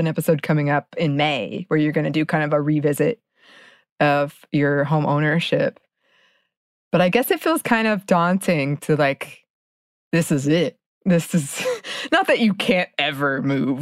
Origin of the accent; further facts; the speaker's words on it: Atlanta, Georgia, United States; I'm from Atlanta or I've been in Atlanta for a long time